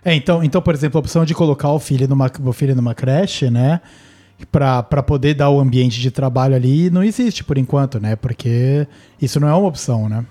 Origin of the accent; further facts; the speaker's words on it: São Paulo, Brazil; also born or lived in Cunha, São Paulo, Brazil; eu saí do interior e devia ter sete, quando eu fui pra cidade grande